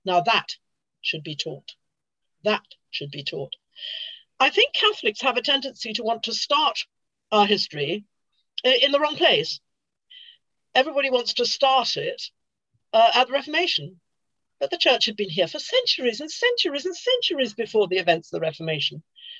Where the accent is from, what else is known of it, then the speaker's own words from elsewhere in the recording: London, United Kingdom; Being a Londoner, I tend to know it from the southern angle